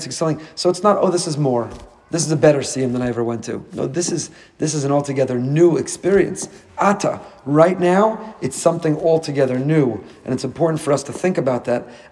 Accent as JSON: {"language": "English", "town": "Teaneck", "region": "New Jersey", "country": "United States", "tie": "born or raised there", "moved": "as an adult", "lives_now": "Boca Raton, United States", "said": "I grew up with him in Teaneck"}